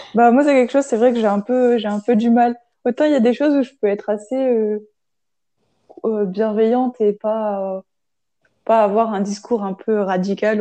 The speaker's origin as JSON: {"language": "French", "town": "Grenoble", "region": "Auvergne-Rhône-Alpes", "country": "France", "moved": "yes", "said": "je viens de Grenoble pour le coup, et c'est vrai qu'on est très transport en commun et très vélo"}